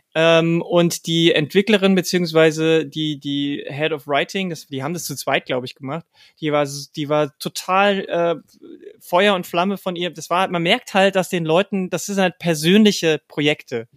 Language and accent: German; a small village near Passau, Lower Bavaria, Germany; moved away; also born or lived in Dresden / Mannheim / Berlin; in einem kleinen Dorf in der Nähe von Passau bin ich groß oh, geworden